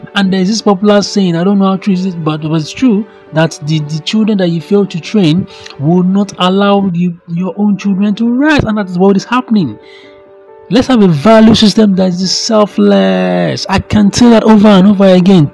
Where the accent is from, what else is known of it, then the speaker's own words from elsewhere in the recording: Nigeria; I'm a Nigerian.